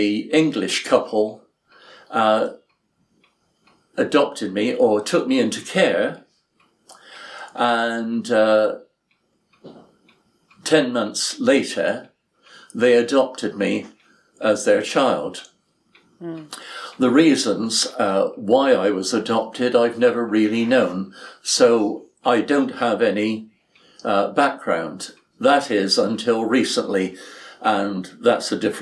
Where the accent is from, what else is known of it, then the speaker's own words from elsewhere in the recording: Edmonton, Alberta, Canada; I was born in Edmonton, Alberta, Canada